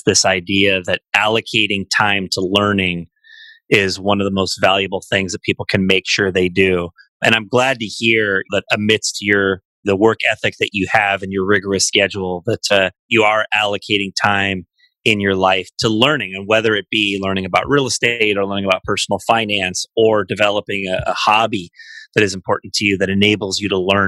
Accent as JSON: {"language": "English", "area": "San Francisco Bay Area", "region": "California", "country": "United States", "tie": "born or raised there", "said": "I grew up here"}